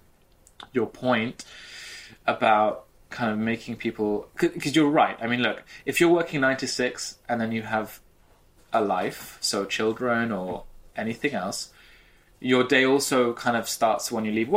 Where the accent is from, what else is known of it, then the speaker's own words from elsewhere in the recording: United Kingdom; I'm British